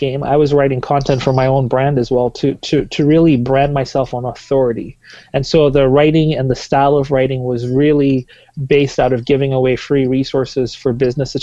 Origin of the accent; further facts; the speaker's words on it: Tanzania; moved away as an adult; now in Vancouver, Canada; I am originally from Tanzania, East Africa. I moved here about 11 years ago